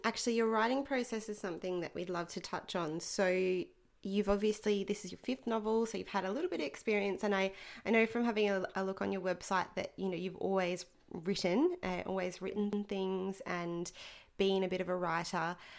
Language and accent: English; Rockhampton, Queensland, Australia; we're from Rockhampton